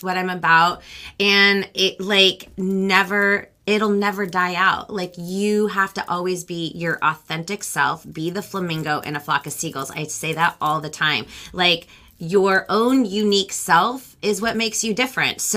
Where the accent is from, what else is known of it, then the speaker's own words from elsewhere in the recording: United States; first language Spanish; English is a second language; I'm Peruvian American. Spanish actually was my very first language. Yeah, like, so I'm first generation, so my mom's Peruvian and my dad's Romanian